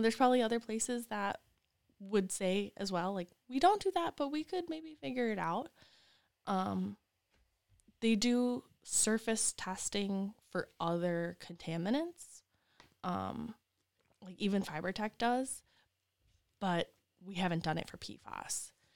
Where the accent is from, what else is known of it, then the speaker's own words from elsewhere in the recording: Wisconsin, United States; moved away as an adult; also born or lived in West Virginia; now in Lansing, United States; I'm from Wisconsin